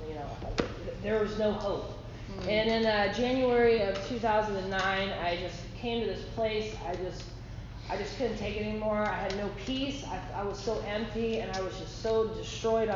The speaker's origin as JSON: {"language": "English", "region": "Ohio", "country": "United States", "moved": "as an adult", "said": "I'm originally from Ohio, came here right out of Bible school"}